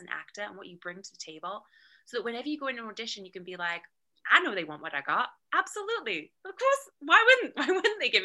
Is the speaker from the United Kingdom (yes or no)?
yes; United Kingdom; moved away as an adult; now in Los Angeles, United States; I'm already British